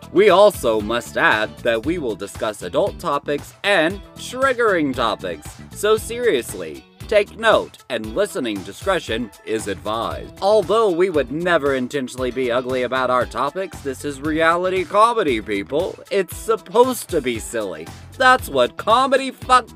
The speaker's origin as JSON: {"language": "English", "region": "Alabama", "country": "United States", "said": "I'm from Alabama"}